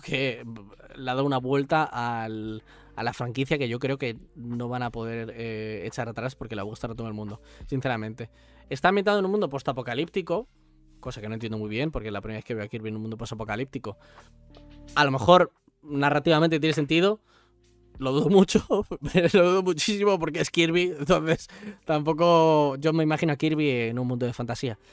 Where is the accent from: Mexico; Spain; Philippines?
Spain; Yo soy español